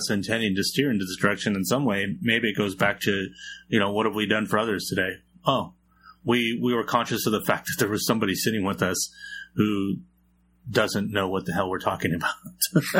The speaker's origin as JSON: {"language": "English", "town": "San Jose", "region": "California", "country": "United States", "said": "I'm from San Jose, heart of the Silicon Valley. One of the biggest cities in America that most people have not heard of."}